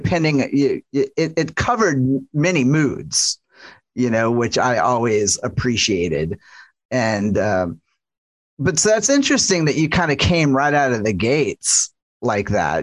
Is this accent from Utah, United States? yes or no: no; New Orleans, Louisiana, United States; growing up in the South is that I felt like I was grown up to be like as a natural storyteller, you, being from New Orleans